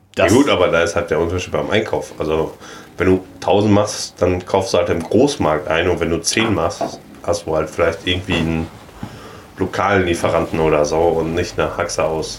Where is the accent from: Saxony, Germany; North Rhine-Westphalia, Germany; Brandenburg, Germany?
North Rhine-Westphalia, Germany; Ruhr area; ich komme aus dem Ruhrpott, wir sprechen die Wörter anders aus.